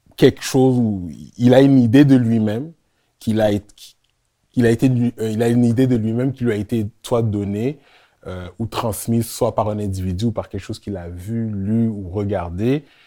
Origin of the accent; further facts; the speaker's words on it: Montreal, Quebec, Canada; also born or lived in Laval; Je viens de Montréal Nord